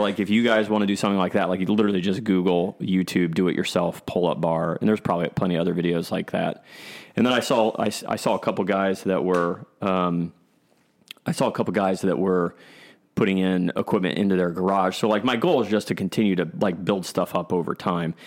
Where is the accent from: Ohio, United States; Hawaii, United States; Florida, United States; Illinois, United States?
Ohio, United States; Columbus; I grew up here in Columbus, Ohio